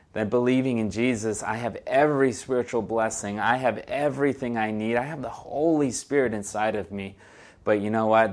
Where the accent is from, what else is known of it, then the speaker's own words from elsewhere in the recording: Brazil; first language Portuguese; English is a second language; moved away; I am originally from Brazil. Portuguese is my first language